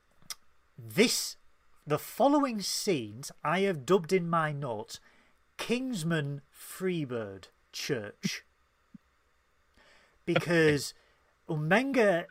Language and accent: English; Tyneside, North East England, United Kingdom; accent: Geordie